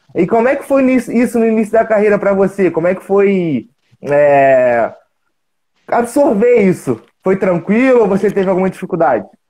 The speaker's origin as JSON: {"language": "Portuguese", "town": "Juiz de Fora", "region": "Minas Gerais", "country": "Brazil", "said": "também sou mineiro, sou de Juiz de Fora."}